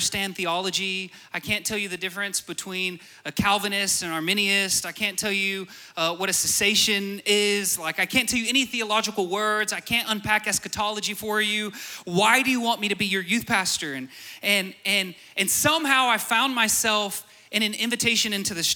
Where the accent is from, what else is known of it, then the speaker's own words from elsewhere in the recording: Borger, Texas, United States; I'm from Borger.